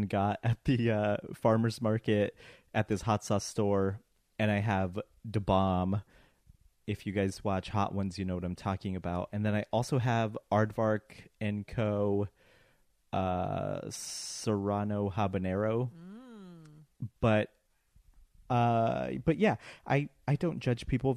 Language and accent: English; United States; we grew up in the States